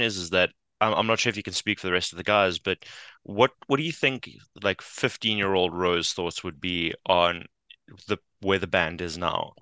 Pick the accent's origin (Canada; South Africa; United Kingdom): South Africa; we as South Africans